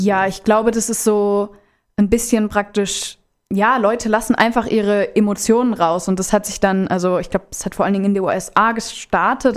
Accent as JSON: {"language": "German", "town": "Rodenbach", "region": "Hesse", "country": "Germany", "moved": "as an adult", "lives_now": "Offenbach, Germany", "said": "Ich komme ursprünglich aus Rodenbach, das ist hier ja sogar ganz in der Nähe von Lieblos, wohne aber mittlerweile in Offenbach in der WG."}